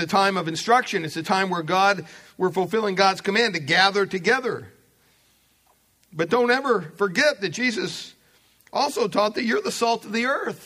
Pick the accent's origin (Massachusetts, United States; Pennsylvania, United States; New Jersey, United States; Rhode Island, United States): Pennsylvania, United States; I remember growing up in Pennsylvania, we had several acres of property